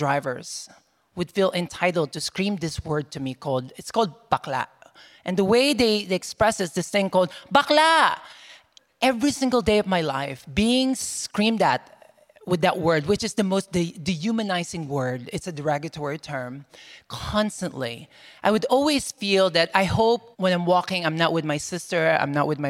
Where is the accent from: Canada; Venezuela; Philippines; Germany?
Philippines; moved away; So growing up in the Philippines